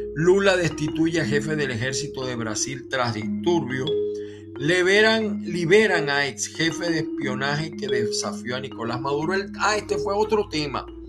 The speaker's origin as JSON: {"language": "Spanish", "town": "Maracaibo", "region": "Zulia", "country": "Venezuela", "tie": "born or raised there", "also_born_or_lived": "Aragua, Venezuela", "moved": "yes", "lives_now": "United States", "said": "yo nací en el estado de Aragua, aunque me he criado en, me crié en Maracaibo"}